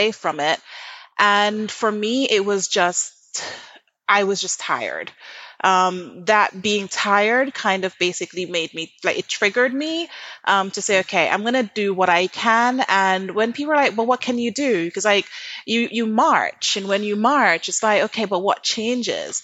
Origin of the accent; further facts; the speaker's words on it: Jamaica; moved away; I was brought up in Jamaica